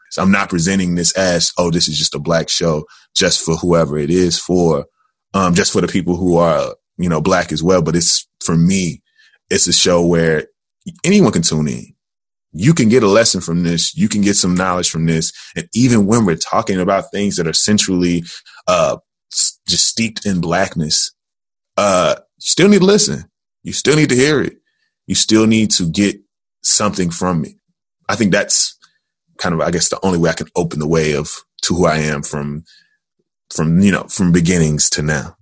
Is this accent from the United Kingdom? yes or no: no; Jackson, Tennessee, United States; now in Chicago, United States; I am originally from Jackson, Tennessee